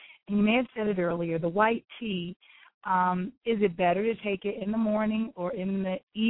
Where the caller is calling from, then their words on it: North Carolina, United States; I am calling from North Carolina.